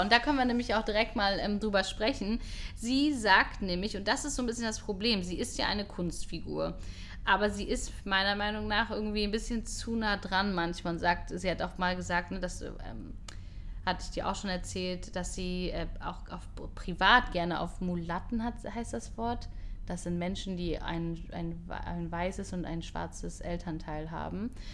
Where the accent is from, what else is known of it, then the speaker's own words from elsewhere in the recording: Hamburg, Germany; moved away as an adult; now in Israel; Ich bin aber in Hamburg geboren.